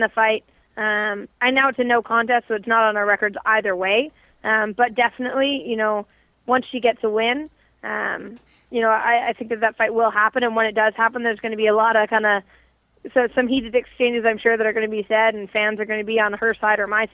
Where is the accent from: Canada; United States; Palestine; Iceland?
Canada